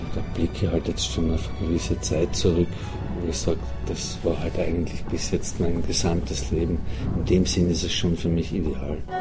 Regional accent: Schwanberg, Styria, Austria; moved away; in meiner Heimat, in meinem Heimatdorf in Schwanberg

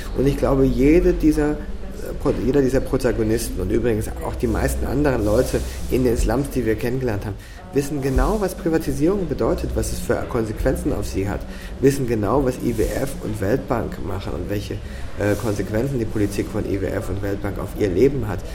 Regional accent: Cologne, North Rhine-Westphalia, Germany; now in Austria; bei uns in Köln

